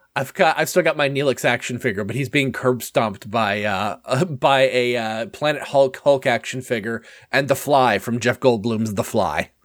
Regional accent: Canada; as a Canadian

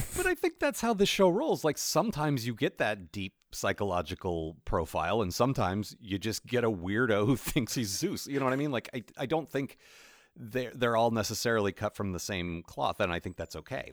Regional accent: United States; I'm American

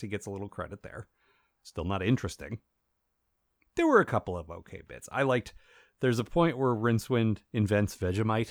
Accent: United States; as an American

